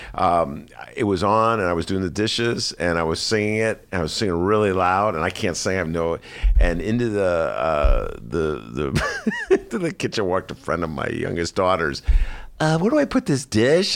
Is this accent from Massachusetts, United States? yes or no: no; Evanston, Illinois, United States; moved away as an adult; now in Chicago, United States; I'm from Evanston